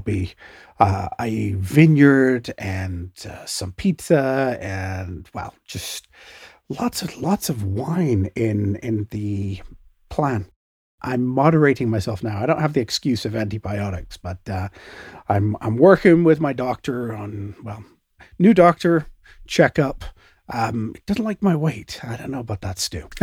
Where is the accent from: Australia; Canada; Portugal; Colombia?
Canada; me being a Canadian